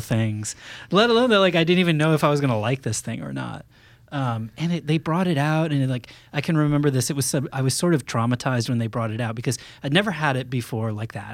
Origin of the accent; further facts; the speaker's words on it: Maine, United States; I grew up in Maine